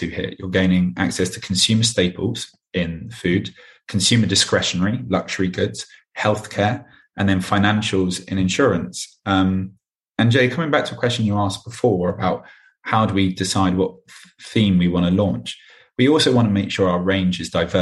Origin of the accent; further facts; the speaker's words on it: London, United Kingdom; So I'm a Londoner through and through. I was born and bred here and I still live here now.